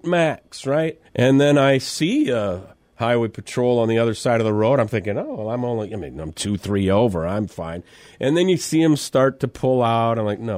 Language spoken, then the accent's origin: English; Mitchell, South Dakota, United States; This is Mitchell, South Dakota.